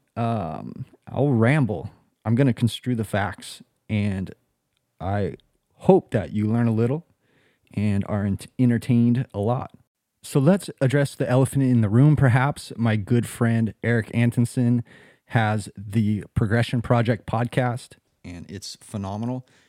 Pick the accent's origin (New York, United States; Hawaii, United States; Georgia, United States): Hawaii, United States; Kauai; moved away as an adult; also born or lived in California / Costa Rica; now in Jacksonville, United States; I was born in California. raised here on the island of Kauai